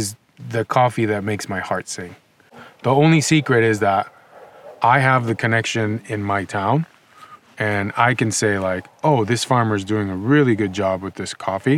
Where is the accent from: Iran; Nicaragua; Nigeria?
Nicaragua; moved away as an adult; also born or lived in Los Angeles, United States; now in Ojai, United States; I grew up in Nicaragua. I moved to the United States in 2005